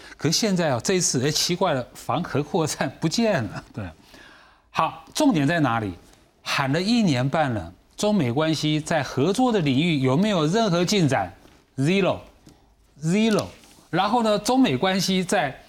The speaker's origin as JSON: {"language": "Chinese", "country": "Taiwan", "said": "我们台湾人民"}